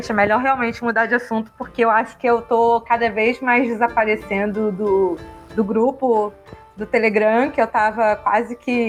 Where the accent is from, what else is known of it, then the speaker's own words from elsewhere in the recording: Brazil; a gente é brasileiro